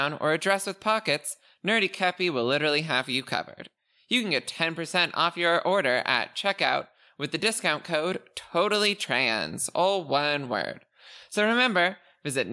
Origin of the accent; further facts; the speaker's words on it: Canada; I am Canadian